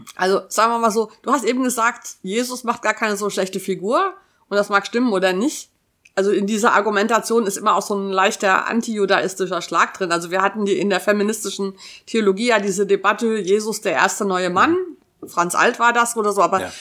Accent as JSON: {"language": "German", "area": "Taunus", "region": "Hesse", "country": "Germany", "tie": "born or raised there", "said": "ich bin in einem Dorf im Taunus groß geworden"}